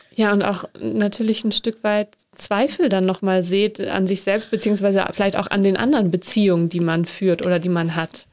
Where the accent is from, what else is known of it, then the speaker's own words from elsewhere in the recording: Northern Germany, Germany; ich komme aus Norddeutschland, da sind auch Seebestattungen gang und gäbe